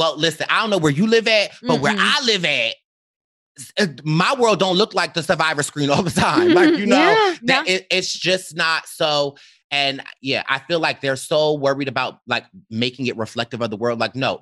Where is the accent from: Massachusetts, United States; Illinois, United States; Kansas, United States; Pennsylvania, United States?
Pennsylvania, United States; Philadelphia; I'm from Philly